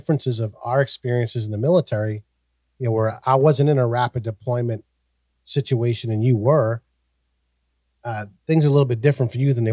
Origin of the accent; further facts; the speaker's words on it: Massachusetts, United States; moved away as an adult; also born or lived in Oklahoma; I grew up in Massachusetts, but I moved to Oklahoma because of my fiance